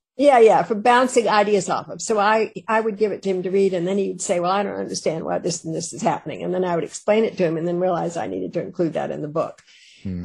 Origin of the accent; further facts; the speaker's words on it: Richmond, Virginia, United States; I was born in Richmond, um, and all of the men in my family uh, read books about Civil War.